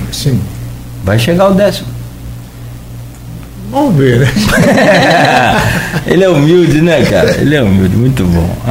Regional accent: São Paulo, Brazil; now in Campos dos Goytacazes, Brazil; Nasci em São Paulo.

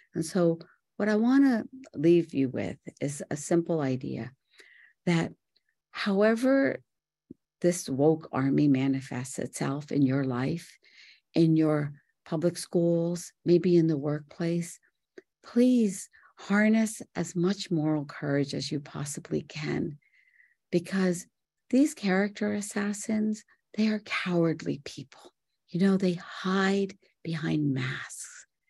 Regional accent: Mumbai, Maharashtra, India; moved away; also born or lived in Morgantown, West Virginia; I was born in Bombay, India, to beautiful parents

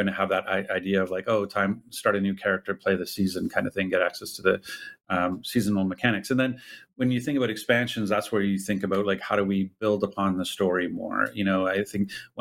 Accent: Ottawa, Ontario, Canada; I'm Canadian, I'm from Eastern Canada. Like I was born and raised in Ottawa, Ontario

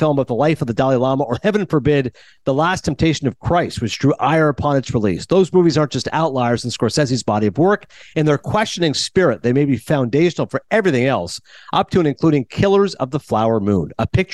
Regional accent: Canada; now in United States

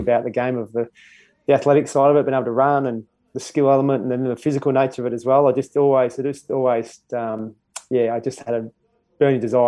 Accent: Perth, Western Australia, Australia; moved away as an adult; also born or lived in Mount Isa, Queensland; now in Brisbane, Australia; I was born in Mount Isa, I think I left Queensland when I was about uh, 12 months old. So um, certainly my well, my baby years and my formative years were, were there in Perth

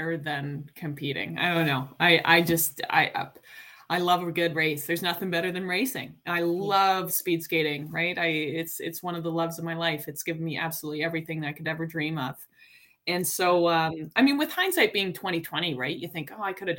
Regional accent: Calgary, Alberta, Canada; moved away as an adult; now in Toronto, Canada; I grew up in Calgary.

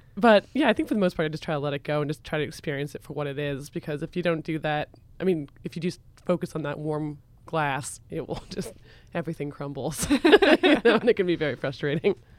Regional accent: Vermont, United States; I grew up in Vermont as well

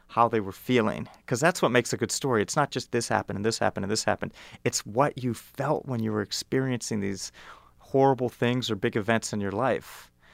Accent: Evanston, Illinois, United States; moved away as an adult; now in Kenya; I grew up in Evanston, Illinois

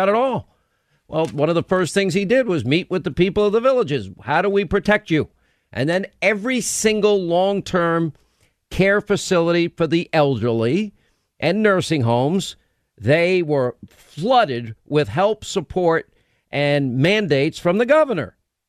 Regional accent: New York, United States; As a New Yorker, I can say this, by the way, because I'm from New York.

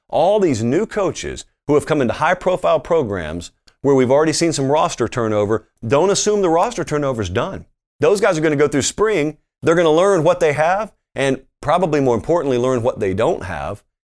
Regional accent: Columbus, Georgia, United States; I grew up in Columbus, Georgia, which is right next to Fort Benning

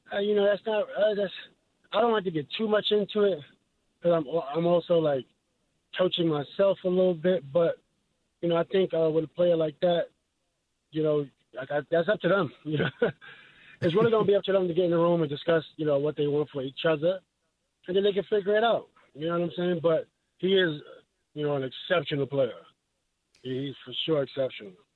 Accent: New York City, New York, United States; I'm from New York City

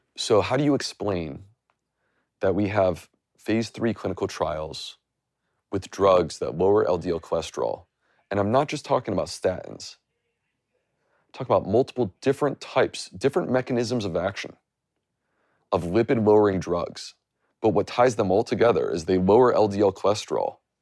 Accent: United States; I grew up, like, ninety minutes from the border

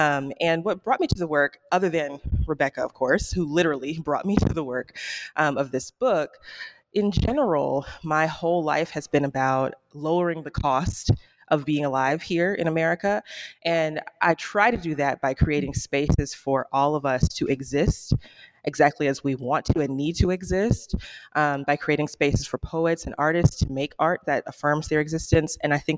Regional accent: Birmingham, Alabama, United States; I'm from Birmingham, Alabama. That's where I'm broadcasting from today. Good old Birmingham.

